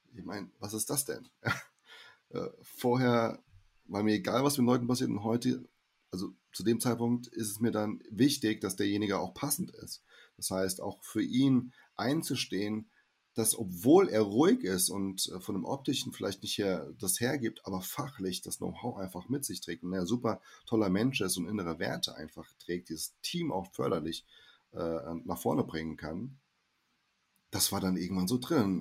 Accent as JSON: {"language": "German", "region": "Hesse", "country": "Germany", "also_born_or_lived": "Brazil", "said": "Ich spreche ja irgendwie Hochdeutsch, ja, ähm, als Hesse"}